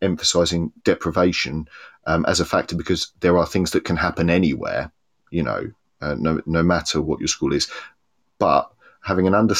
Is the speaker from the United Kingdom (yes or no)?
yes; Cambridge, East of England, United Kingdom; now in Swansea, United Kingdom; I grew up in Cambridge, which is a city divided between town and gown.